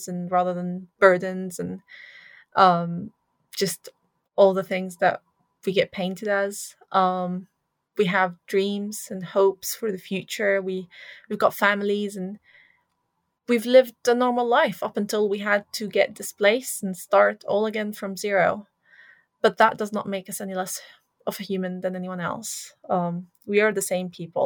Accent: Syria; now in United Kingdom; my home country in Syria, I am still in touch with family

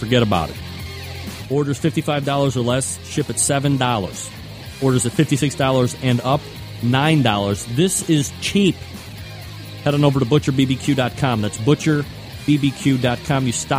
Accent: New England, United States; I say that, you know, like I'm from New England.

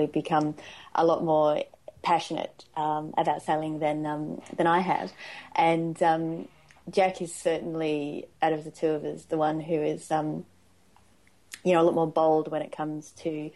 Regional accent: Perth, Western Australia, Australia; also born or lived in England; I'm from Perth. So, I grew up in Perth. I was actually born in England and grew up in Australia.

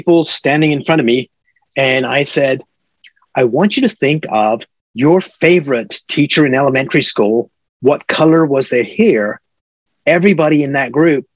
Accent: Canada; moved away as an adult; also born or lived in Silicon Valley; now in United States; I'm a Canadian.

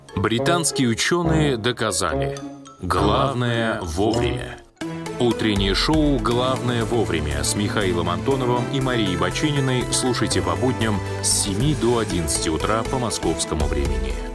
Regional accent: Moscow, Russia; moved away; Я родился в Москве и жил в Москве вот 48 лет

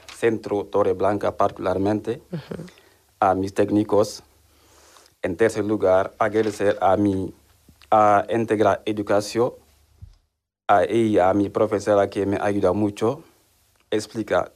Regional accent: Senegal; Spanish is a second language; moved away as an adult; now in Seville, Spain; tengo 30 años y soy de Senegal

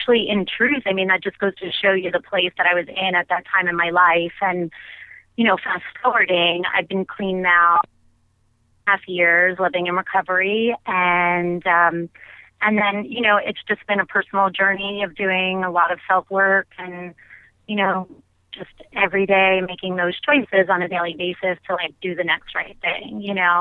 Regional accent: Long Island, New York, United States; my hometown on Long Island

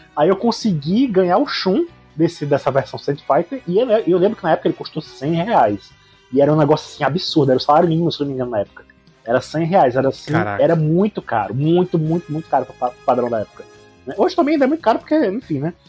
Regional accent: Fortaleza, Ceará, Brazil; sou do Ceará, né, aqui em Fortaleza

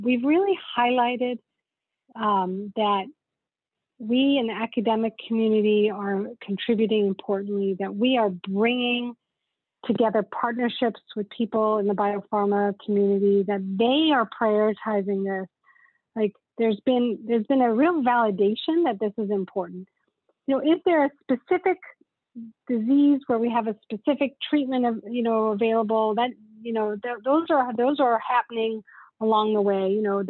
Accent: South Africa; now in United States; I mean, I'm an immigrant to this country. I came from South Africa and at a time where there were not a lot of opportunities.

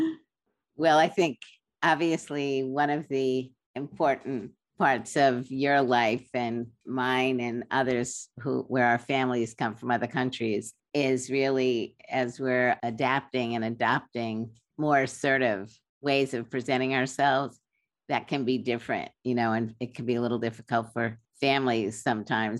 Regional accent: New York, United States; You and I are both from New York

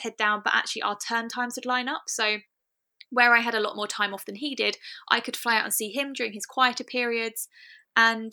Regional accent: United Kingdom; We're both British

